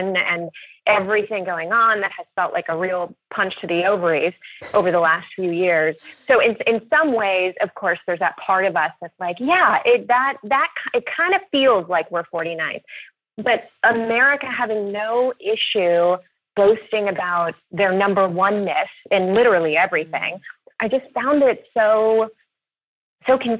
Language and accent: English; Louisville, Kentucky, United States; born or raised there; moved away